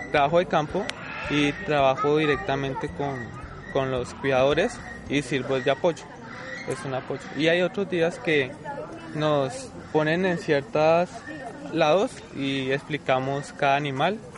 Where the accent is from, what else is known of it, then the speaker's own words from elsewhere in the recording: Villavicencio, Meta, Colombia; Yo soy de aquí de Villavicencio.